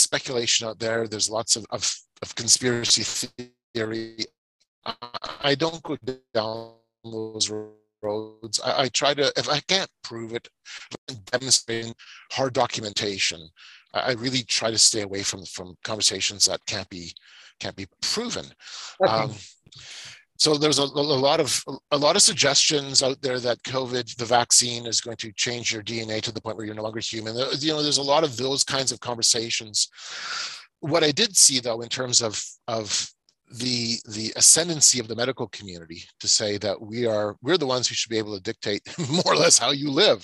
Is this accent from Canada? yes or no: yes; Canada; as a Canadian